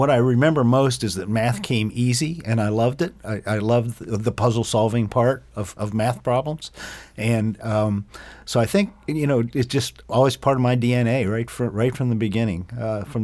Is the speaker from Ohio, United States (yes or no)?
yes; Eastern Ohio, United States; I grew up in o- um, Eastern Ohio, uh, right across the river from Pittsburgh, a steel town. Um, and uh, mom and dad uh, grew up there as, as, well.